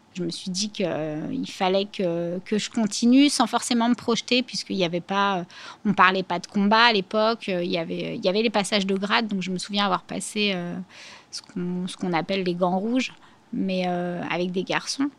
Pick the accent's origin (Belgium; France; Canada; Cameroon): France; Clichy, Boulogne, Aubervilliers, Île-de-France; j'ai grandi d'abord à Clichy, Boulogne, et je suis arrivée euh, à Aubervilliers à l'âge de 13 ans